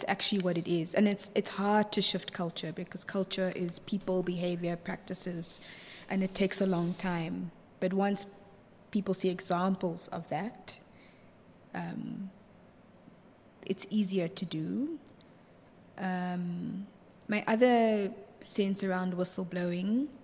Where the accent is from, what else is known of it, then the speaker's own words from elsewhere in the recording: Johannesburg, Gauteng, South Africa; also born or lived in Stellenbosch; I'm from Johannesburg.